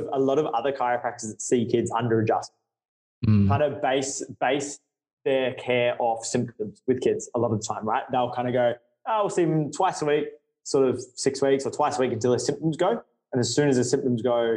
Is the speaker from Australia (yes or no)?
yes; Brisbane, Queensland, Australia; now in Adelaide, Australia; I'm from Brisbane